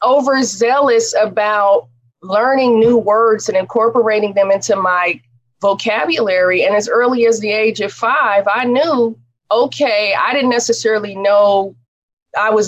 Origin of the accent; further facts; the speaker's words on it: Oakland, California, United States; I grew up in East Oakland.